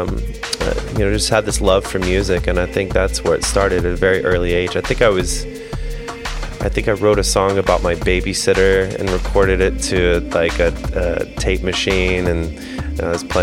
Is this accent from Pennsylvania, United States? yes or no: no; North Carolina, United States; growing up in North Carolina, I didn't really know that many musicians